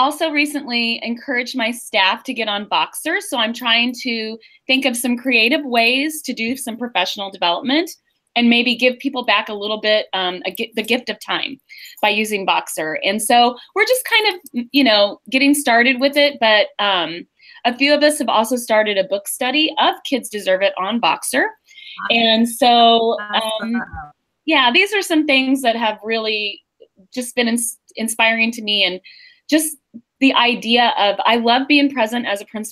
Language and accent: English; St. Joseph, Missouri, United States; We grew up together in St. Joe.